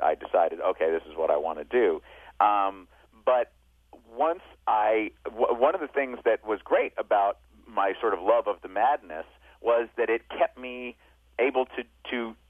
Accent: New York, United States; I was from New York

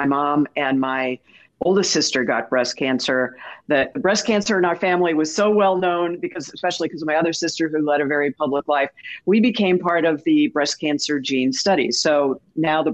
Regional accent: St. Louis, Missouri, United States; I grew up in St. Louis, right next to the best bakery on the planet.

